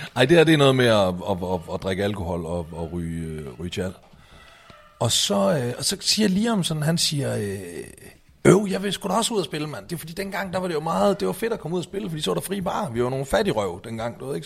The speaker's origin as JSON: {"language": "Danish", "town": "Aalborg", "region": "North Denmark Region", "country": "Denmark", "moved": "yes", "said": "jeg var hjemme i Aalborg"}